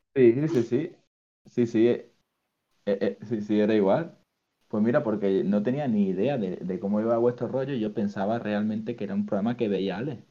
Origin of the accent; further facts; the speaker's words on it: Málaga, Andalusia, Spain; Yo soy de Málaga